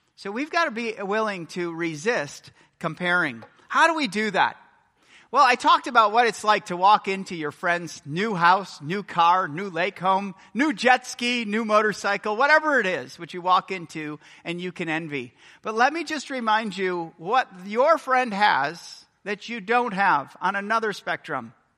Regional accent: United States; I'm American

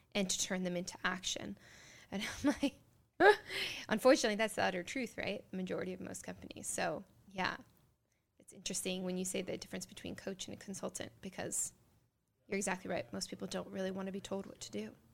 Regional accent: Ohio, United States; born in Ohio

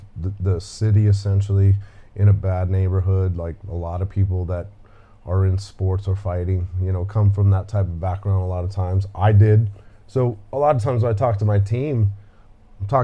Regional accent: Denver, Colorado, United States; I was born and raised in Denver, Colorado

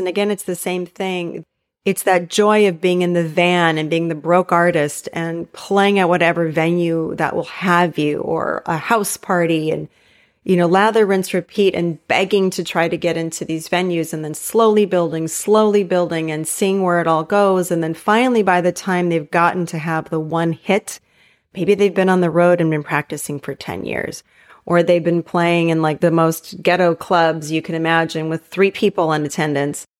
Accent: Hawaii, United States; moved away; where I grew up in Hawaii

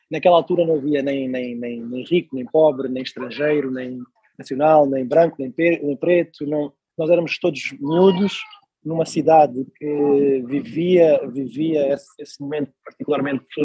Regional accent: Maputo, Maputo City, Mozambique; e eu cresci, tive a minha adolescência em Moçambique, eh, na cidade de Maputo, na altura, eu fui para Maputo em 94 ou 95.

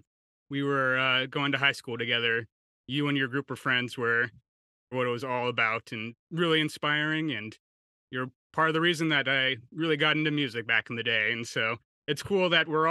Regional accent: Nebraska, United States; my home state of Nebraska

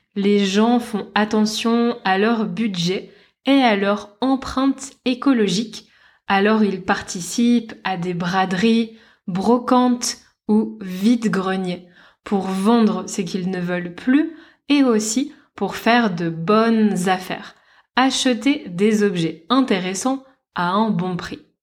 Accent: Lille, Hauts-de-France, France; now in Lisbon, Portugal; dans ma ville natale, à Lille

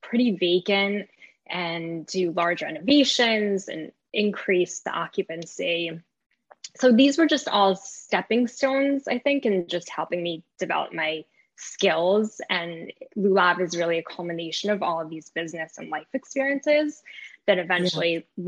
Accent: New York, United States; also born or lived in Israel; I was raised in New York, and they sent me to Israel every summer

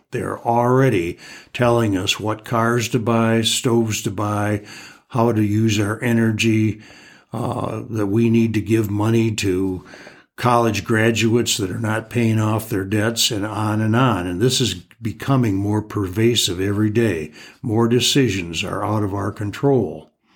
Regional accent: United States; growing up in America

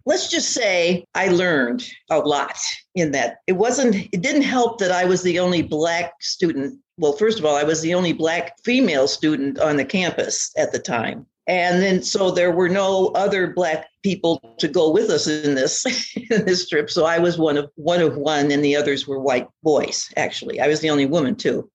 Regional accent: the North, United States; I was born and raised in the North

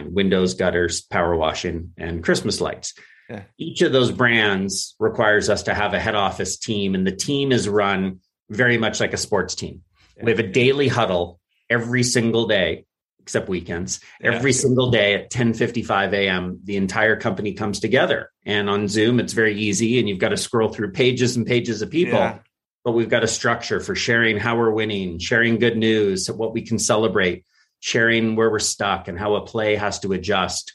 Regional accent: Vancouver, British Columbia, Canada; also born or lived in San Francisco, United States / England / Sweden; now in Whistler, Canada; I was born in San Francisco. My mother remarried when I was 7 and we moved to Canada then. So Vancouver has always been home

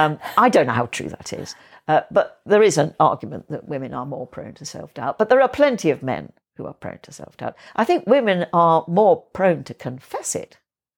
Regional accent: Yorkshire and the Humber, United Kingdom; we were a bit of outsiders in the village I grew up in North Yorkshire

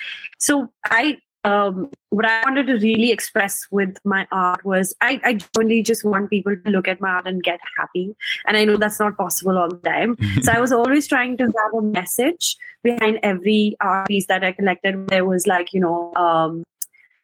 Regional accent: India; I'm from India

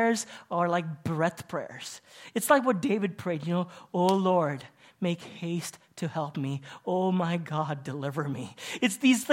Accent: Kuwait; moved away as an adult; also born or lived in India; I'm Indian, but I was born and raised in Kuwait

